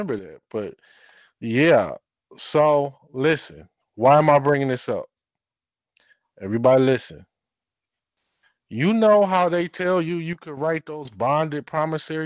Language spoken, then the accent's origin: English; Detroit, Michigan, United States; I'm from Detroit. Michigan is full of these said patriots, these said sovereigns and militias. I've been around this all my life